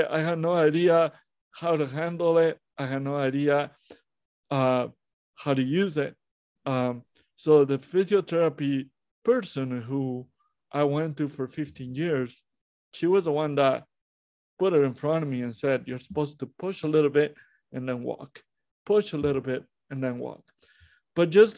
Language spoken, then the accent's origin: English; Monterrey, Nuevo León, Mexico; I was born in Monterrey, Mexico, how I was born premature